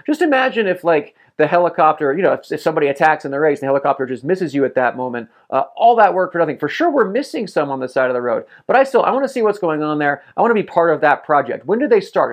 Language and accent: English; United States; I'm American